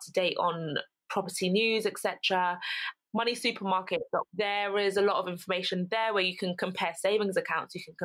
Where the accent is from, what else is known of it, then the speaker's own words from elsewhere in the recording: London, United Kingdom; moved away as an adult; now in Essex, United Kingdom; I'm from London, born in London, lived in London my whole life up until university.